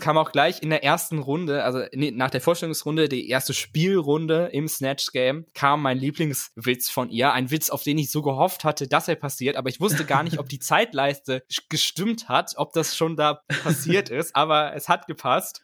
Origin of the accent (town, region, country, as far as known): Germany